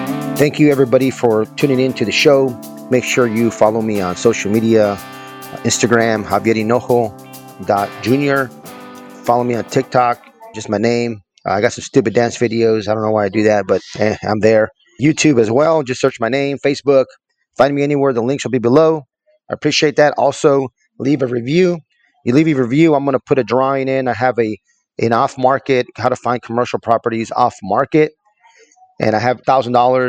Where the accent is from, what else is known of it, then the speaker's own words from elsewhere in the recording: El Paso, Texas, United States; moved away; also born or lived in Fayetteville, North Carolina; I'm from El Paso, Texas